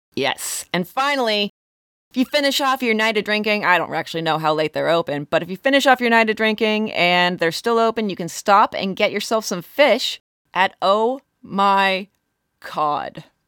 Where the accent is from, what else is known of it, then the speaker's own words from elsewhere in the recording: Warren County, Pennsylvania, United States; now in southwestern Pennsylvania, United States; Warren County, where I'm from in Pennsylvania